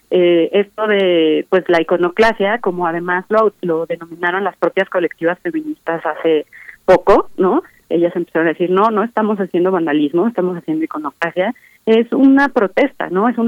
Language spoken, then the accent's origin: Spanish; Mexico; O se está cuestionando realmente algunos valores que nos identifican como mexicanos